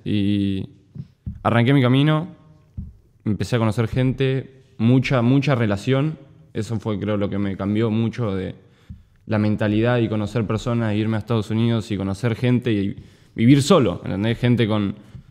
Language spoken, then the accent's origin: Spanish; Necochea, Buenos Aires Province, Argentina; moved away as an adult; now in United States; yo soy de Necochea, no soy de Mar del Plata